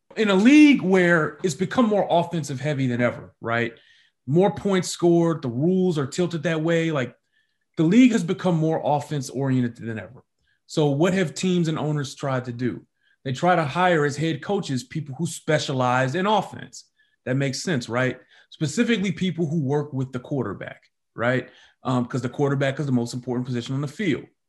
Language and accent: English; Detroit, Michigan, United States; moved away as an adult; now in Kansas City, United States; I grew up in Detroit